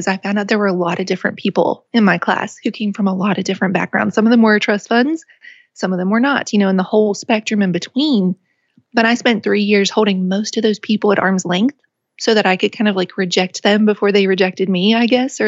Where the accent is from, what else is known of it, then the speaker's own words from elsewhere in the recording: West Virginia, United States; moved away as an adult; also born or lived in England; I would be an ambassador for West Virginia, and I would give a talk about my home state